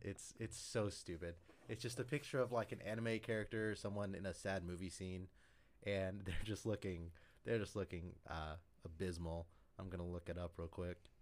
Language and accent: English; Syracuse, Kansas, United States; I grew up in Syracuse